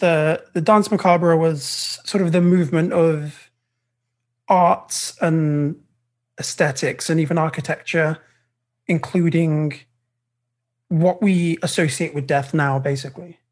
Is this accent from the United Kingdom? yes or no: yes; United Kingdom; I'm British